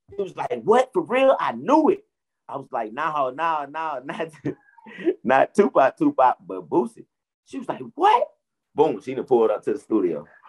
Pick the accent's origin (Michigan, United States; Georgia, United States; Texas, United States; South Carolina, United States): Georgia, United States; Atlanta; I'm born and raised in Atlanta where my mom and dad met.